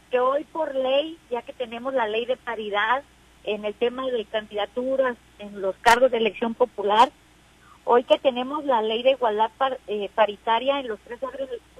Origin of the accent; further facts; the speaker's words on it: Mexico; para nosotros como mexicanas llegamos tarde, pero también ya ya ya llegamos.